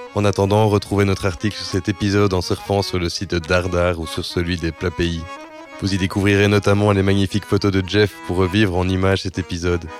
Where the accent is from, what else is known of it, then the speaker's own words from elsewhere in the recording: Belgium; En tant que Belge francophone